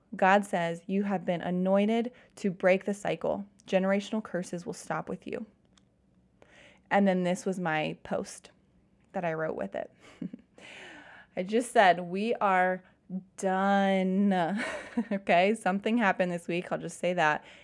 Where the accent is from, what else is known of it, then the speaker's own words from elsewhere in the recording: Cincinnati, Ohio, United States; also born or lived in Kentucky; I'm from Cincinnati